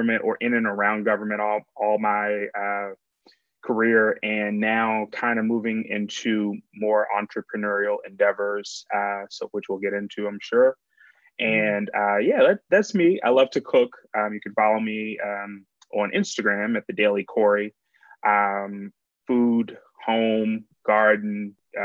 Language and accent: English; suburbs of Baltimore, Maryland, United States; moved away as an adult; now in Washington, D.C., United States; I'm from Maryland originally, suburbs of Baltimore, grew up there, family's still there